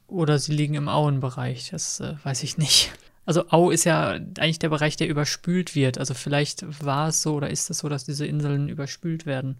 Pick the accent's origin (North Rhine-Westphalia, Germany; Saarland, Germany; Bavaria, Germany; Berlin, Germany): North Rhine-Westphalia, Germany; Münster; wir kommen ja aus Münster